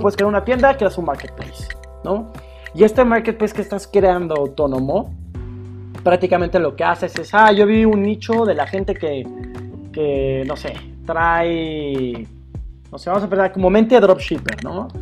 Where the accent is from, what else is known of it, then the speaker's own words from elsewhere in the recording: Mexico City, Mexico; Soy chilango de nacimiento, de crecimiento y sí, prácticamente de la Ciudad de México